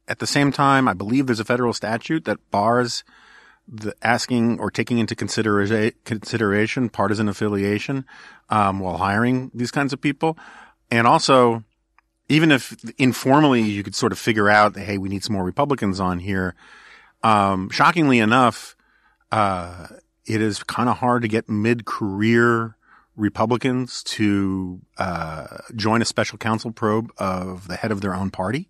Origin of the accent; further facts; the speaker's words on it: New York City, New York, United States; now in Washington, D.C., United States; I grew up in New York City.